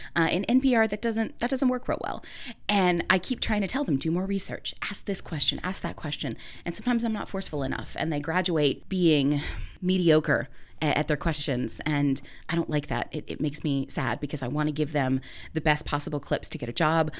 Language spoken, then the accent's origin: English; Minooka, Illinois, United States; moved away as an adult; also born or lived in Virginia; now in Muncie, United States; I'm a native of Illinois. I come from Minooka, Illinois